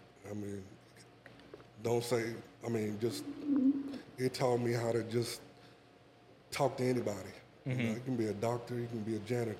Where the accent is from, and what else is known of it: Asheville, North Carolina, United States; now in Charlotte, United States